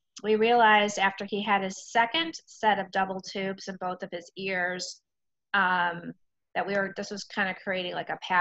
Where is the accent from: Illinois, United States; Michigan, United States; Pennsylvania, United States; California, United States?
Illinois, United States; Chicago; moved away as an adult; now in Merrimac, United States; I am originally from the Chicago area